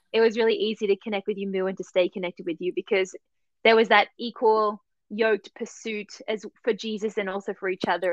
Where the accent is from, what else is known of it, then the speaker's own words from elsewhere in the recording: Sydney, New South Wales, Australia; moved away as an adult; also born or lived in United States; now in Germany; I'm originally from Sydney, Australia, and for the last four and a bit years, I have been living in Germany